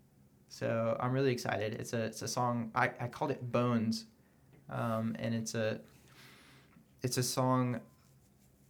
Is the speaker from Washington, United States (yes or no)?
no; Oklahoma, United States; moved away; I'm from Oklahoma